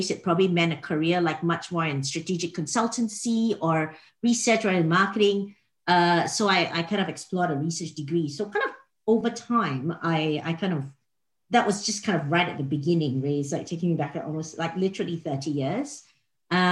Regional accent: Singapore; moved away as an adult; also born or lived in Australia; I'm from Singapore originally

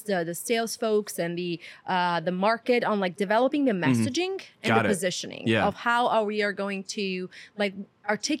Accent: Rome, Lazio, Italy; moved away as an adult; I'm Italian from Rome, raised in Rome my entire life.

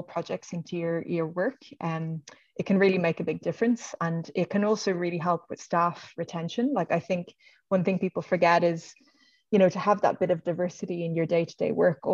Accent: Dublin, Leinster, Ireland; I'm from Dublin

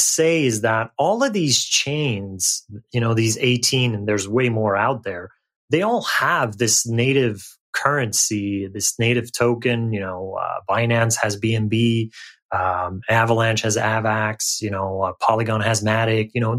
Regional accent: Canada; I'm Canadian

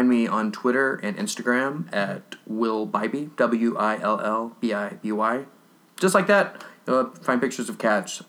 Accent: Mulkeytown, Illinois, United States; moved away; I'm from Southern Illinois.

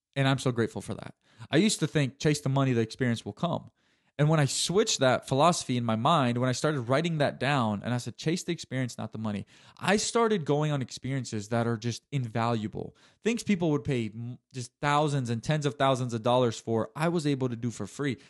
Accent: Chattanooga, Tennessee, United States; University of Tennessee Chattanooga, which is U T C here in my hometown

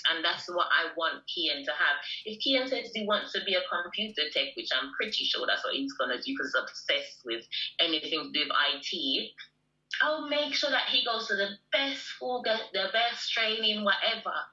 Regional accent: Jamaica; I'm Jamaican.

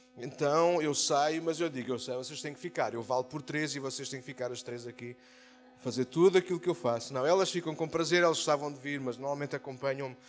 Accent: Amadora, Lisbon, Portugal; na Brandoa, no maior bairro onde se da Europa, foi onde eu nasci, a minha terra natal

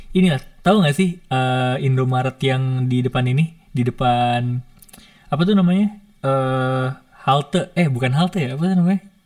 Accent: Depok, West Java, Indonesia; aku nih ketika balik ke Depok ke daerah aku itu tuh

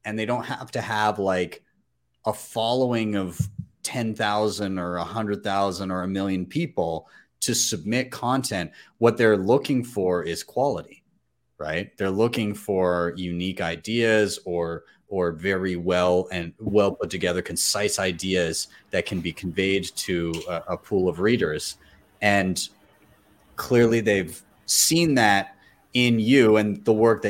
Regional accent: Canada; I'm Canadian

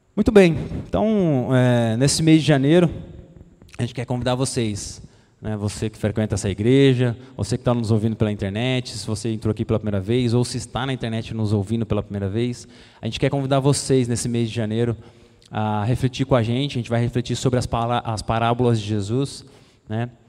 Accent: Brazil; daqui do Brasil, né, da nossa terra

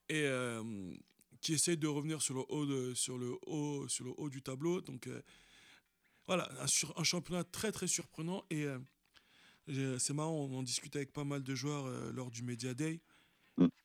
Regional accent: Paris, Île-de-France, France; Eh, on est parisien ou pas Ah bah oui, c'est sûr.

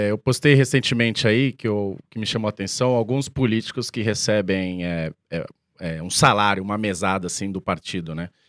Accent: São Paulo, Brazil; tem uma lá perto da onde eu, da onde eu cresci, em Arthur Alvim, Itaquera, que é conjunto habitacional.

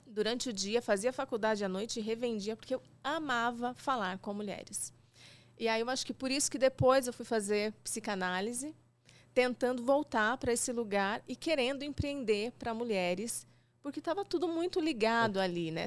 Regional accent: 000 in southern Minas Gerais, Brazil; Eu sou de uma cidade de Minas, de 15 mil habitantes, no sul de Minas

